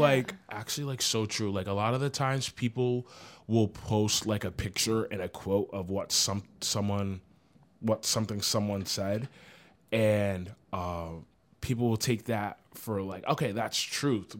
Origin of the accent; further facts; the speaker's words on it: Providence, Rhode Island, United States; I'm from Providence, Rhode Island